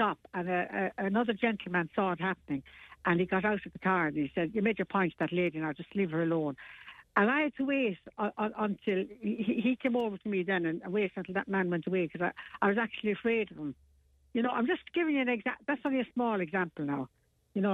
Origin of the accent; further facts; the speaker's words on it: Ireland; we have to preserve our own identity as Irish people too.